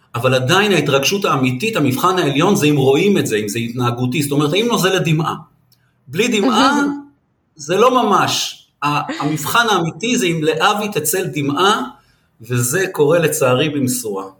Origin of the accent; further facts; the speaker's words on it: Israel; מגיע צוצי כזה מנווה שאנן